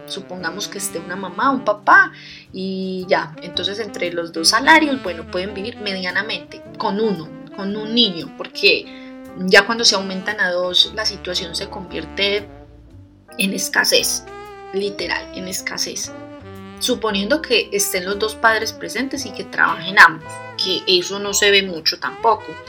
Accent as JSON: {"language": "Spanish", "country": "Colombia", "said": "yo vengo de Colombia, en Colombia tenemos un dicho"}